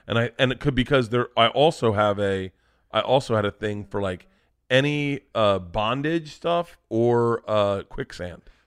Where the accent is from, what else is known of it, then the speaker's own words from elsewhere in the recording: Florida, United States; moved away; I grew up in Florida